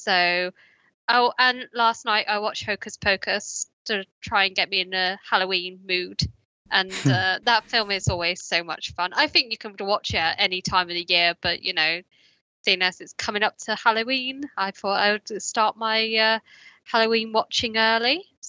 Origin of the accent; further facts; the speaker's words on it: United Kingdom; obviously being a Brit, I never really watched any of his like painting TV show